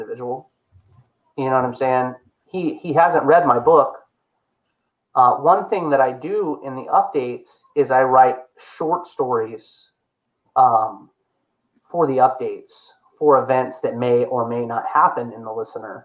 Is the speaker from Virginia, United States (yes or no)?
yes; Chesapeake, Virginia, United States; I was born in Chesapeake, Virginia.